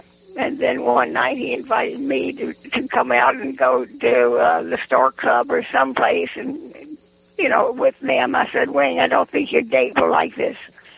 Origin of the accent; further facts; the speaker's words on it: Charlottesville, Virginia, United States; But we just went on in Charlottesville.